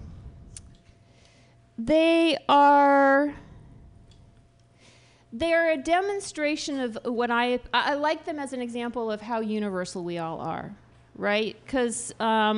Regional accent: United States; I'm an American.

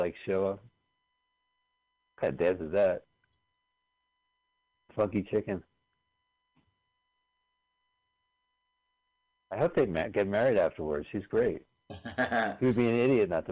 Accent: New Jersey, United States; we grew up in New Jersey

